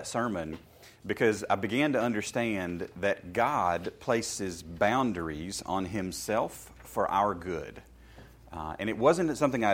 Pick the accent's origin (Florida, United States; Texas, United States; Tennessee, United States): Tennessee, United States; Shelbyville; I grew up in Shelbyville, Tennessee, in a small country church